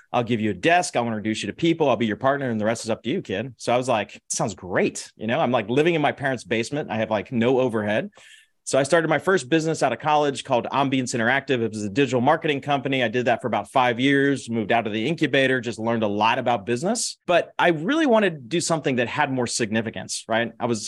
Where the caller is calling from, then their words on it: Dallas, Texas, United States; Dallas, Texas. Yeehaw.